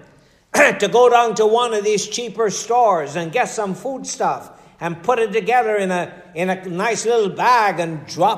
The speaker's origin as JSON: {"language": "English", "country": "Guyana", "said": "I'm from Guyana."}